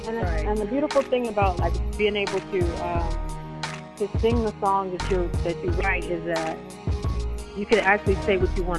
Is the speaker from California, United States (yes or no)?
yes; California, United States; now in Atlanta, United States; I'm based out of Atlanta. I also, you know, I'm a Cali girl, so I'm originally from California.